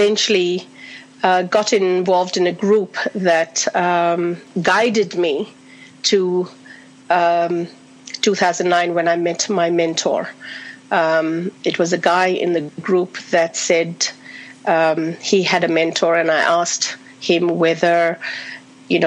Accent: India; now in Australia; I'm originally from India, been in Australia for 38 years

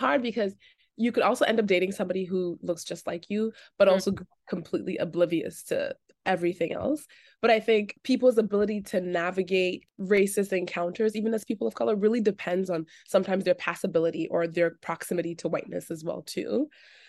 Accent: Toronto, Ontario, Canada; growing up in the Greater Toronto area, you I mean, that's my favorite thing about Toronto is just how incredibly diverse and unforced it is in its diversity.

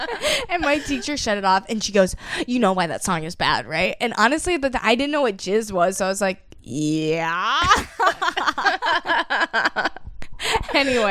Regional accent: Iowa, United States; moved away; in Iowa, like your school dances were kind of divided into parts.

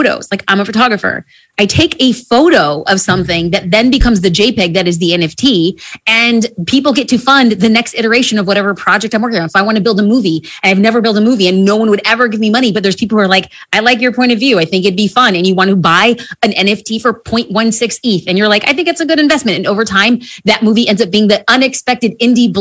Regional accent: New Jersey, United States; I'm from Jersey

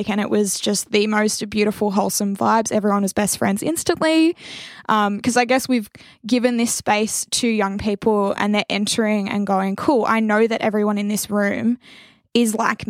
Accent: Wagga Wagga, New South Wales, Australia; growing up in Wagga

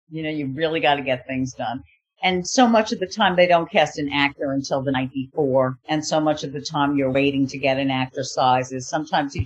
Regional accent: New York, United States; moved away; I'm a New Yorker. We used to go to plays.

